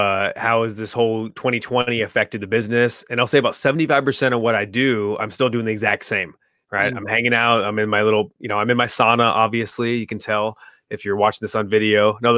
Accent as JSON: {"language": "English", "region": "California", "country": "United States", "tie": "born or raised there", "said": "Yeah, man, I grew up in California for like 38 years."}